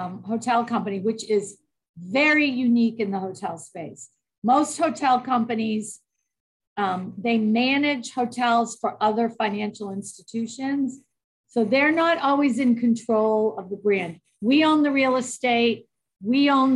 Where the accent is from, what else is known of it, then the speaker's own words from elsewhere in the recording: Boston, Massachusetts, United States; moved away; I grew up in Boston, Massachusetts